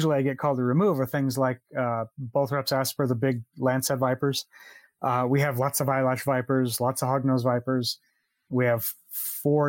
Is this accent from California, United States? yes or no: yes; Southern California, United States; moved away as an adult; now in Costa Rica; I'm originally from California. Lived in Southern California almost all my life